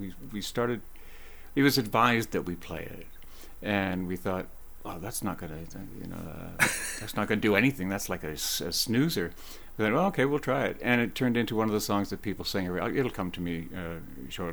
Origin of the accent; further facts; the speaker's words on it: Oakville, Ontario, Canada; the town I grew up in Oakville